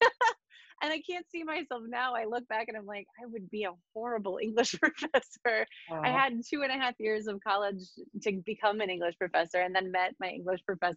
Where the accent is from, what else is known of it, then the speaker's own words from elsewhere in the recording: Western New York, United States; moved away as an adult; I grew up in a very rural community in Western New York